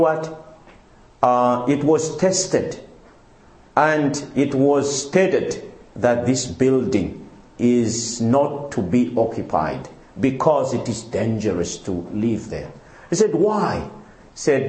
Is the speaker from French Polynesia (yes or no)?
no; Madagascar; moved away; also born or lived in Congo; I come from Madagascar, my wife from Mauritius